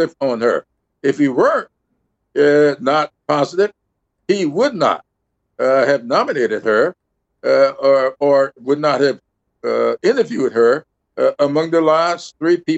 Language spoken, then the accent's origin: English; South Carolina, United States; Lindsey Graham and I are from the same state, but we've had a different background and experiences growing up